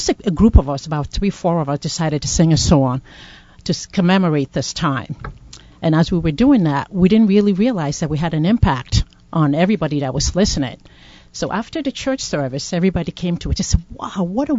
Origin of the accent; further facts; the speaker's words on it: Ghana; now in Providence, United States; I'm from Ghana, originally from Ghana, and I joined the PPC, known as the Providence Presbyterian Church, in 2004.